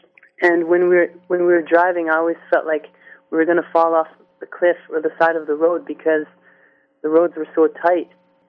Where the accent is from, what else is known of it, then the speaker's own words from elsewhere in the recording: Brantford, Ontario, Canada; also born or lived in Toronto; I was born in Canada, in North York, Toronto. And I think we lived in Toronto for a few years, and then we moved to Brantford, Ontario.